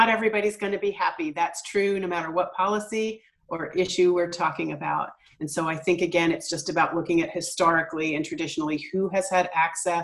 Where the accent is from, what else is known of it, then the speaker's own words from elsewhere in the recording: Philadelphia, Pennsylvania, United States; now in Eugene, United States; I grew up in Philadelphia